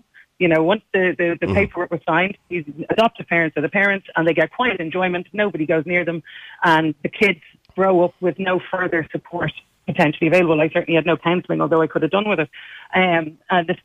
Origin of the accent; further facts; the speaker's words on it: Dublin, Leinster, Ireland; I was born in Hollis Street Hospital